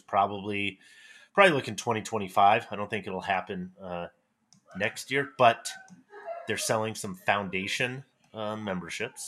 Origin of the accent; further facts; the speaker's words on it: Fort Collins, Colorado, United States; my hometown here in Fort Collins, Colorado